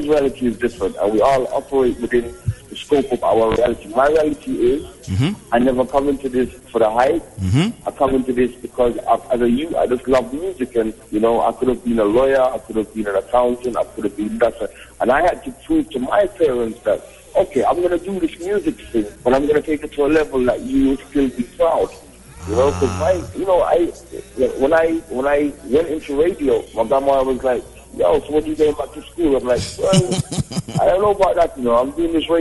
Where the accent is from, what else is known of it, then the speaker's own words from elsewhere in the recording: London, United Kingdom; moved away; also born or lived in Jamaica / Atlanta / Kenya; My parents are Jamaican. I was born in London. I was born in North London